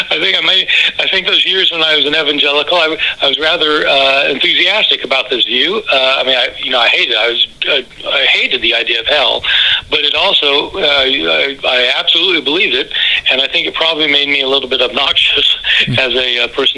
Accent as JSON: {"language": "English", "town": "Lawrence", "region": "Kansas", "country": "United States", "tie": "born or raised there", "said": "I grew up in Lawrence, Kansas, and I was raised as a Christian"}